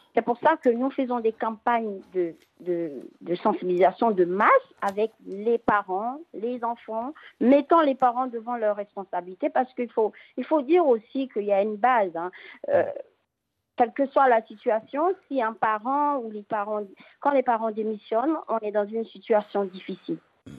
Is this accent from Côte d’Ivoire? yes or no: yes; Côte d’Ivoire; chez nous, en Côte d'Ivoire